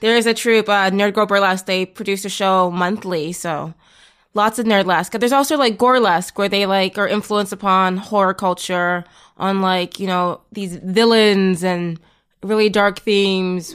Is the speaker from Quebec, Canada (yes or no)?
no; Toronto, Ontario, Canada; I'm from Toronto